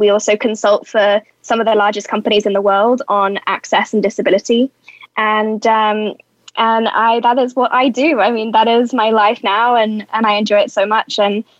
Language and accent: English; United Kingdom; now in Los Angeles, United States; I actually moved to the USA. I'm British, as you can probably hear.